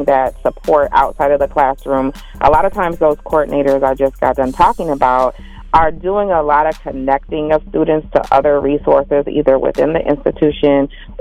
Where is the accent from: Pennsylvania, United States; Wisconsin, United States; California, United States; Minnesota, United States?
Minnesota, United States; Minneapolis; I was born and raised in Minneapolis